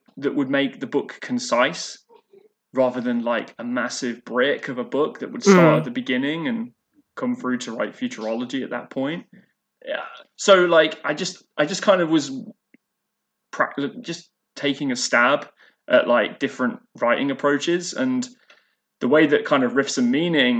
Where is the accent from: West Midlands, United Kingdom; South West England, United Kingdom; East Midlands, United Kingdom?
East Midlands, United Kingdom; Leicester; moved away as an adult; now in Kingston, Canada; So I grew up in Leicester, in East Midlands. So I lived there from being born all the way up until the age of 31 when I moved to Canada